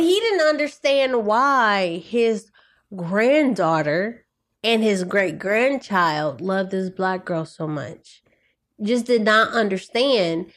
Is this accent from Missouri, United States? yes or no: yes; St. Louis, Missouri, United States; moved away as an adult; also born or lived in Kansas / Kansas City, Missouri; now in Los Angeles, United States; I grew up in Saint Louis